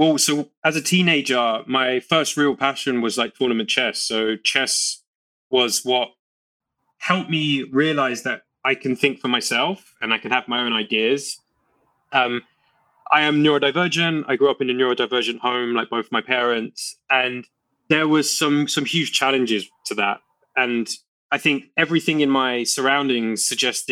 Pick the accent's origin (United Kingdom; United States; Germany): United Kingdom; London; where I grew up in East London